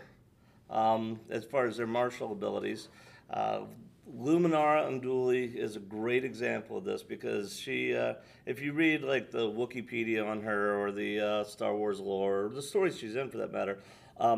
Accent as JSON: {"language": "English", "country": "United States", "also_born_or_lived": "Georgia", "said": "We're Americans"}